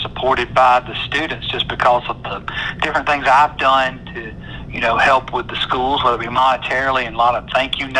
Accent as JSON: {"language": "English", "town": "Thomaston", "region": "Georgia", "country": "United States", "tie": "born or raised there", "also_born_or_lived": "Columbus / Forsyth", "said": "I grew up over in Thomaston"}